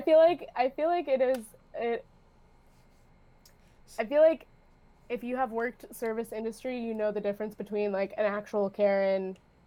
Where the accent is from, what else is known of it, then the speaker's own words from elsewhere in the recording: San Diego, California, United States; I'm from San Diego.